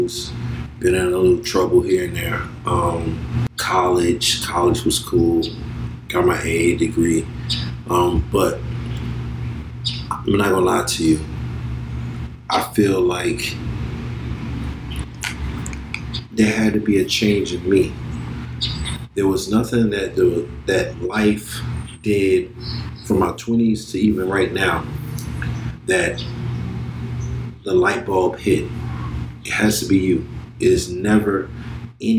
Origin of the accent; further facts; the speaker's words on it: Miami Gardens, Florida, United States; Born and raised in Miami, Florida. Carroll City is Miami Gardens now, but it's Carroll City